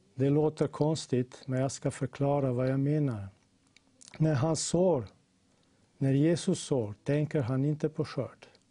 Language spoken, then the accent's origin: Swedish; Slovenia; jag kommer från Slovenien